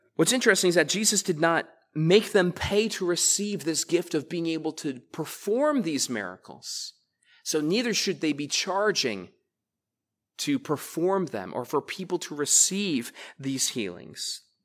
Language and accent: English; United States; I was raised to love this country